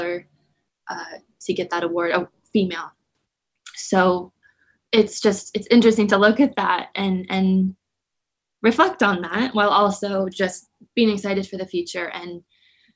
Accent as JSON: {"language": "English", "region": "Southeast Alaska", "country": "United States", "tie": "born or raised there", "also_born_or_lived": "Anchorage", "said": "growing up in Southeast Alaska, being Tlingit"}